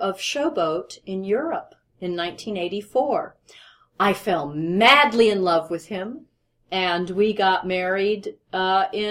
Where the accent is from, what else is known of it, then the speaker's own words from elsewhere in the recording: Nashville, Tennessee, United States; now in Seattle, United States; I grew up in Nashville